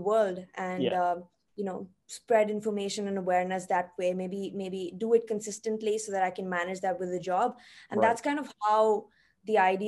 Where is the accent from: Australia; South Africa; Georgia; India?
India; now in Tokyo, Japan; I am from India originally.